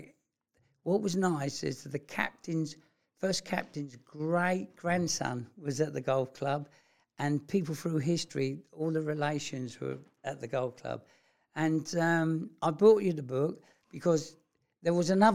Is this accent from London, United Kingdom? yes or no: yes; London, United Kingdom; accent: London; my London accent